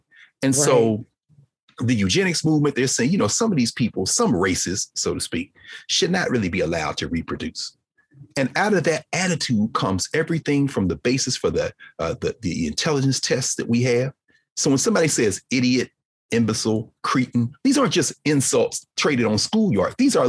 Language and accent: English; Nashville, Tennessee, United States; my hometown of Nashville.